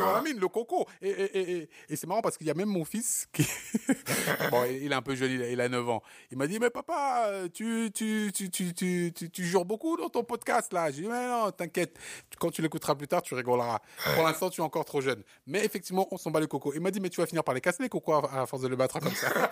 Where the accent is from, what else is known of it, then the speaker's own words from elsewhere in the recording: Cameroon; moved away; mon pays natal qui est le Cameroun